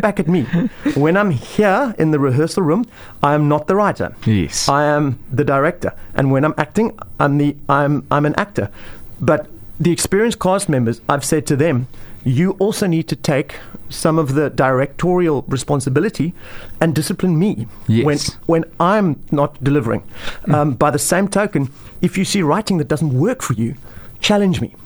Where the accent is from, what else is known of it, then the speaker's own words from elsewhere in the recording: Somerset West, Western Cape, South Africa; now in Pringle Bay, South Africa; I was originally from Somerset West